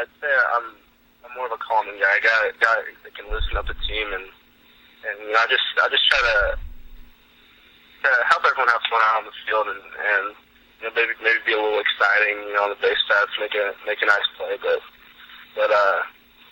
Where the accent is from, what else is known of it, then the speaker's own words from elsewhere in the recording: Arlington, Texas, United States; I grew up in Arlington